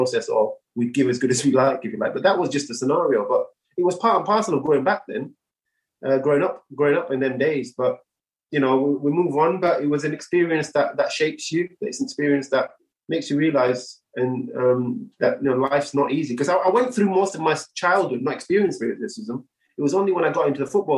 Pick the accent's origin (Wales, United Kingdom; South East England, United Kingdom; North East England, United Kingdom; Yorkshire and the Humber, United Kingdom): Yorkshire and the Humber, United Kingdom; Bradford; moved away as an adult; also born or lived in Sheffield; now in London, United Kingdom; born and raised in Bradford